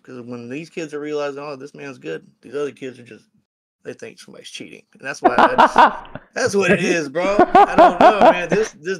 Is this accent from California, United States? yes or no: no; Clemson, South Carolina, United States; they go by … on the online world. I am from Clemson, South Carolina